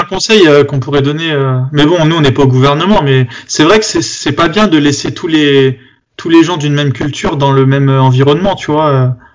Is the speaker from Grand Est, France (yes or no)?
no; Bobigny, Île-de-France, France; quand j'étais petit, j'étais j'étais à Bobigny